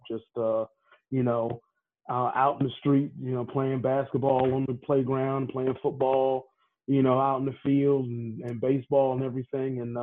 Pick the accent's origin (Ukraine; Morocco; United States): United States; Prince George's County, Maryland; moved away as an adult; also born or lived in Bedford, Virginia; now in Minneapolis, United States; we moved to the D.C. area when I was 5 years old. So I was raised in the D.C.